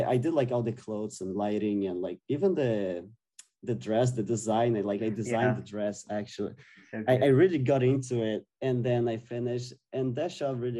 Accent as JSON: {"language": "English", "country": "Brazil", "moved": "as an adult", "said": "I'm from Brazil, South America as well"}